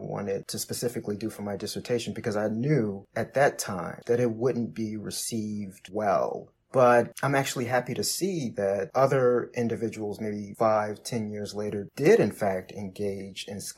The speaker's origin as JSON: {"language": "English", "town": "Chicago", "region": "Illinois", "country": "United States", "said": "I'm from Chicago"}